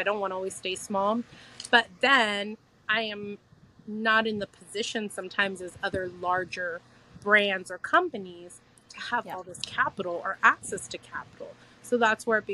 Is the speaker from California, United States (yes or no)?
yes; California, United States; my home state of California